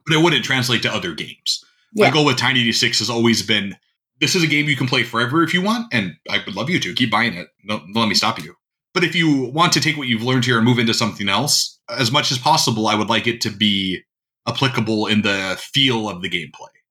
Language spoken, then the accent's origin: English; North Dakota, United States; I grew up in North Dakota, which is a mm-hmm. pretty mm-hmm. rural uh, state